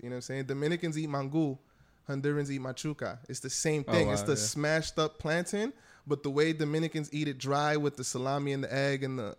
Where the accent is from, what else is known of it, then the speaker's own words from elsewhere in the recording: New York, United States; born and raised in New York, Dominican and Puerto Rican.